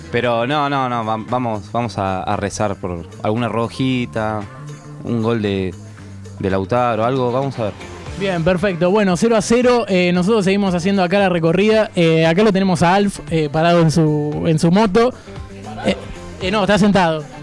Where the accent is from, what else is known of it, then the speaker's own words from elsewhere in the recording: Uruguay; soy un mente patria porque soy full uruguayo